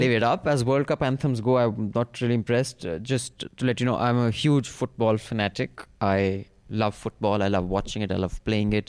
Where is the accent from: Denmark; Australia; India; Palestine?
India; as an Indian